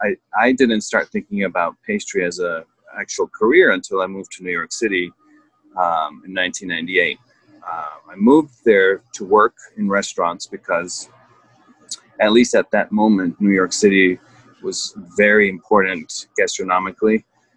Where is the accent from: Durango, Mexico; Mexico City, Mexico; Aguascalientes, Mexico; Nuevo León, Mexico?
Mexico City, Mexico; born there; So, as you mentioned, I was born in Mexico City.